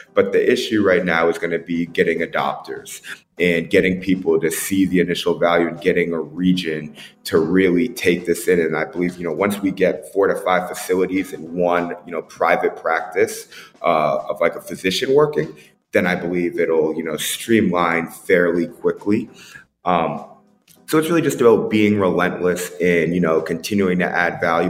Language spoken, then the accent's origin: English; Boston, Massachusetts, United States; also born or lived in Tampa Bay; now in Las Vegas, United States; growing up in Boston